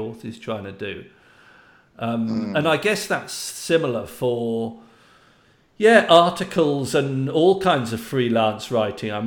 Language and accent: English; United Kingdom; I'm British